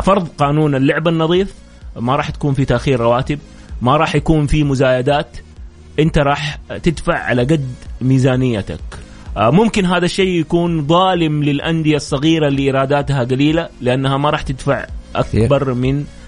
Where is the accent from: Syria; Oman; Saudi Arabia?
Saudi Arabia; لنا احنا ك ك كسعوديين